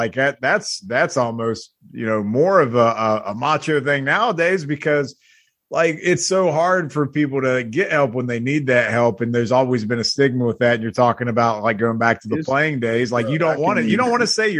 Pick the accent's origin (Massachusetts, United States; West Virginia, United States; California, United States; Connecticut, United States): West Virginia, United States; I'm from West by God, Virginia